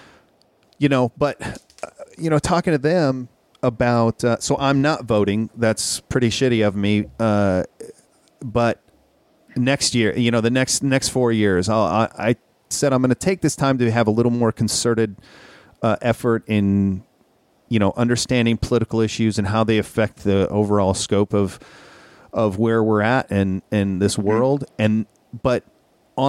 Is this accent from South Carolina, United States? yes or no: no; Minnesota, United States; growing up in Minnesota